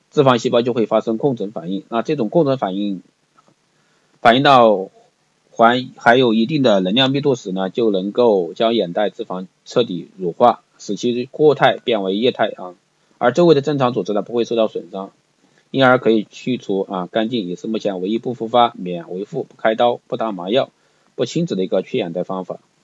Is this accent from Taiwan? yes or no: no; China; 那卧蚕呢是我们中国人用来形容的一个名称